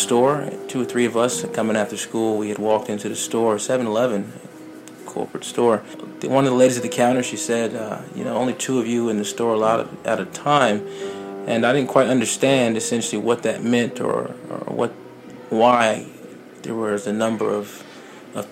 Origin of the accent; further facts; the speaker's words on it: Norfolk, Virginia, United States; I'm just a young man from Virginia, born and raised in Norfolk